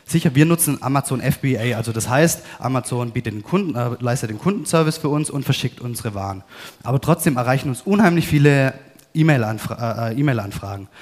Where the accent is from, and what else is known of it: Baden-Württemberg, Germany